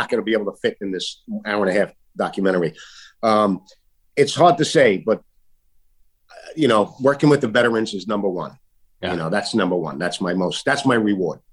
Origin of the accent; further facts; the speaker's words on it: New York City, New York, United States; in Staten Island, my hometown